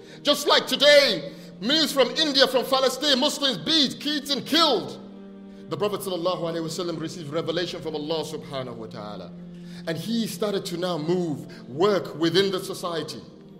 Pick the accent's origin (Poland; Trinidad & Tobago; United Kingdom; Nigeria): Nigeria; I was born here, but I grew up partly in Nigeria when I was young. And when I was growing up in Nigeria, every day in school, we recite the pledge.